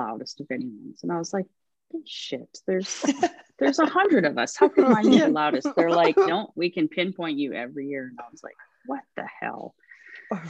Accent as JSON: {"language": "English", "town": "Calgary", "region": "Alberta", "country": "Canada", "tie": "born or raised there", "also_born_or_lived": "Humboldt, Saskatchewan / Terrace, British Columbia / Medicine Hat, Alberta", "said": "I was in a city, right? Like I grew up in Calgary."}